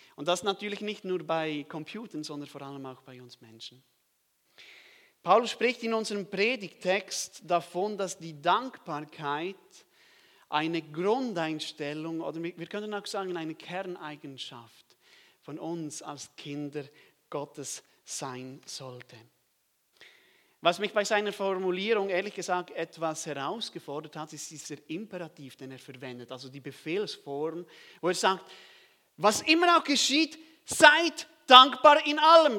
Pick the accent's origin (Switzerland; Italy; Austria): Switzerland; ich komme aus der Schweiz